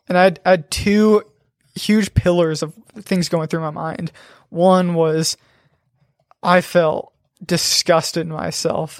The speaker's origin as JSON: {"language": "English", "town": "Aurora", "region": "Nebraska", "country": "United States", "tie": "born or raised there", "said": "I grew up in Aurora, Nebraska"}